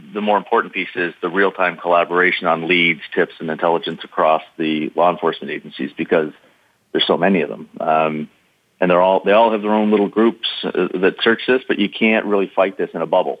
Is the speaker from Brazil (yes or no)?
no; Canada; I played hockey as a Canadian